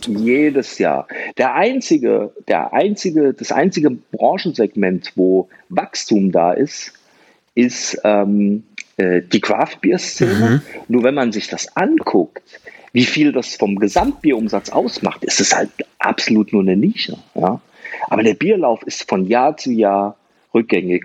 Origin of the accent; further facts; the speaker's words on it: Germany; also born or lived in Wiesbaden; Bei uns in Deutschland